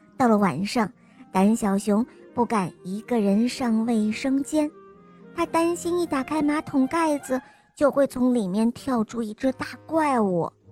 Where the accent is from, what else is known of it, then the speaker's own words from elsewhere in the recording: Heilongjiang, China; 我来自黑龙江，我今年四岁了